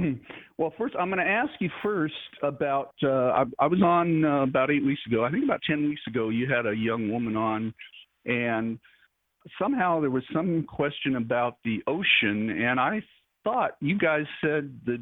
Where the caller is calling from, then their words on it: Perry, Tennessee, United States; I'm calling from Perry.